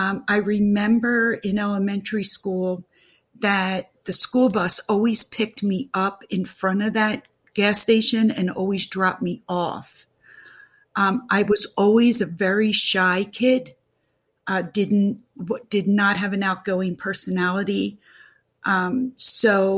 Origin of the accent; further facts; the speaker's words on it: Pennsylvania, United States; I am from Pennsylvania